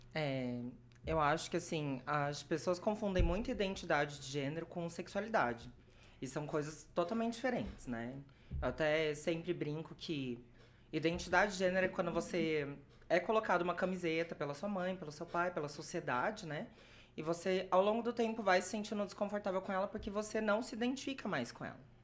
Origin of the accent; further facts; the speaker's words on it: Brazil; moved away as an adult; now in Maringá, Brazil; eu nasci em Morama, cresci lá até os meus 18 e eu vim para Maringá por conta da faculdade